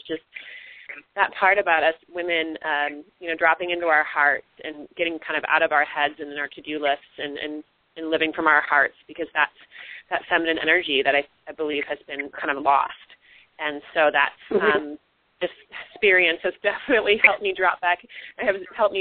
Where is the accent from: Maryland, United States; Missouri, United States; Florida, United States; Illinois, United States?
Missouri, United States; now in California, United States; I'm from Missouri